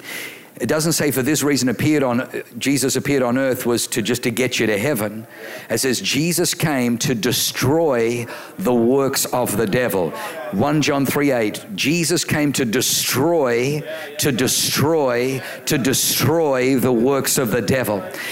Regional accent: Australia; I grew up in Australia

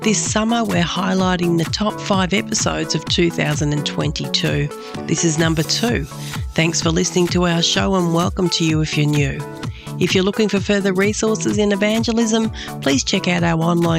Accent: Australia; as an Aussie sitting on the other side of the world

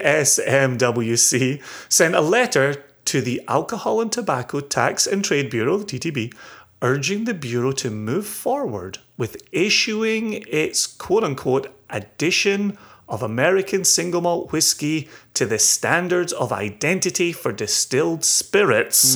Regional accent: Scotland, United Kingdom

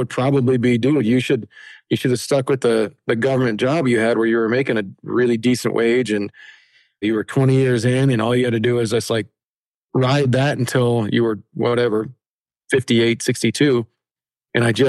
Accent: Colorado, United States; we're from Colorado.

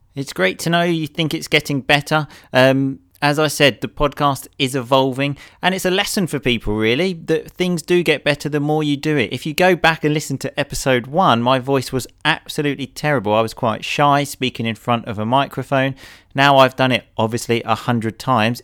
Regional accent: England, United Kingdom; I'm an English hooligan idiot

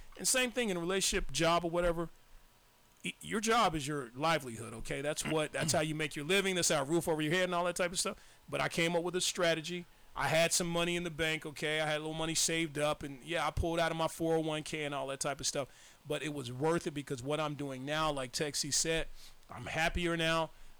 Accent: Arkansas, United States; now in California, United States; because I've been in situations like I moved here from Arkansas.

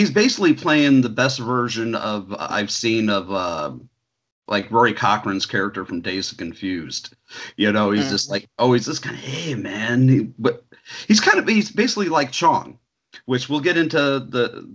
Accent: Indiana, United States; growing up in Indiana in the 80s and 90s

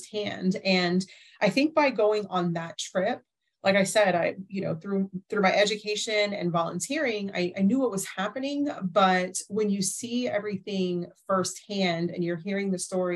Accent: United States; as an American

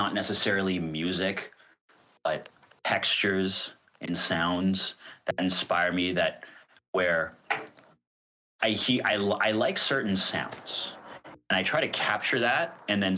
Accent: Toronto, Ontario, Canada; I grew up in the Toronto rave scene

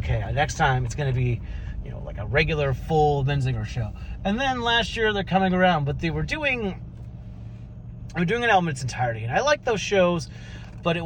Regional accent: Midwest, United States; now in California, United States; I grew up in the Midwest.

